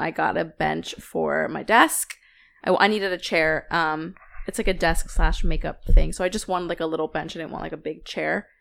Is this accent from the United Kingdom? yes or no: no; Philadelphia, Pennsylvania, United States; we are from Philly, and Sixers are our basketball team.